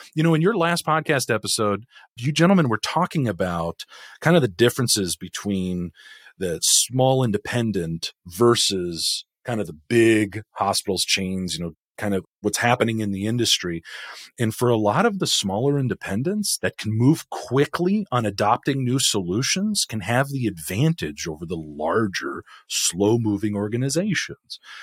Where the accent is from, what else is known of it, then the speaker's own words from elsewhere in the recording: California, United States; growing up in California, eighties, nineties, two thousands